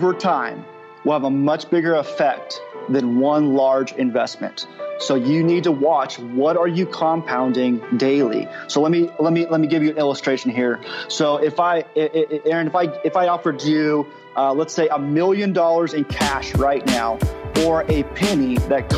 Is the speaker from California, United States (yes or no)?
yes; Southern California, United States; now in Oklahoma, United States; I'm originally from Southern California and I live in Oklahoma